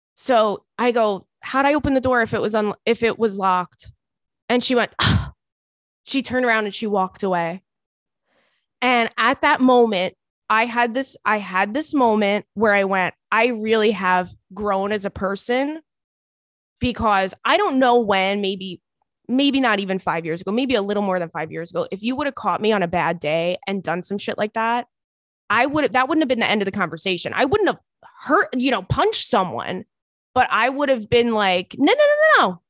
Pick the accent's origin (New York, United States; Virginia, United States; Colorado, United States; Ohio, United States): New York, United States; Long Island; now in Brooklyn, United States; I grew up on Long Island, so I've, like, been, you know, living in New York my whole life, but I moved to Brooklyn in, in, in two thousand and eight.